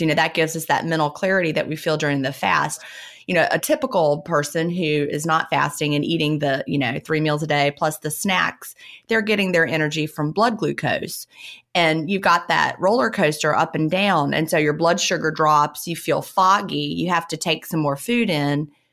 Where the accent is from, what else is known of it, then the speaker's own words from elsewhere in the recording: Virginia, United States; I grew up in Virginia